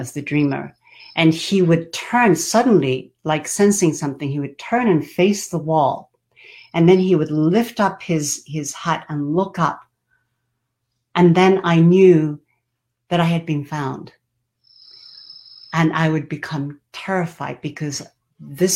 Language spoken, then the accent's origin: English; Japan; So I was born in Japan.